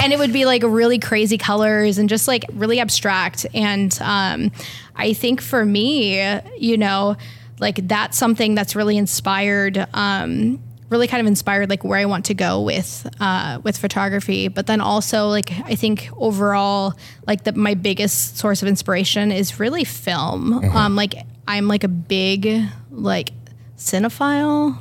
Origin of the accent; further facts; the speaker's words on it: Pacific Northwest, United States; also born or lived in Iceland; now in Portland, United States; I'm from the Northwest